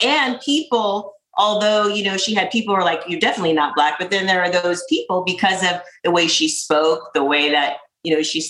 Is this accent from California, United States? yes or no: yes; La Jolla, California, United States; also born or lived in Reno, Nevada; I was born in Reno, Nevada. And my mom got pregnant with me when she was 15, had me when she was 16. So I lived in Reno until I was 5 or 6, then moved to San Diego to La Jolla. Loved La Jolla as a kid.